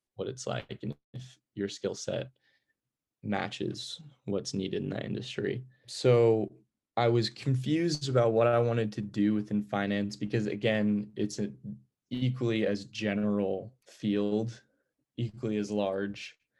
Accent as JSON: {"language": "English", "town": "Greenlawn", "region": "New York", "country": "United States", "moved": "as an adult", "lives_now": "California, United States", "said": "I'm from Green Lawn, New York, a small town on Long Island"}